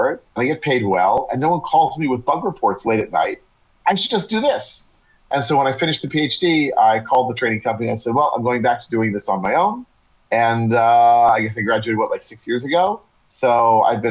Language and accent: English; United States; first language English; moved away as an adult; now in Israel; I'm originally from the U.S.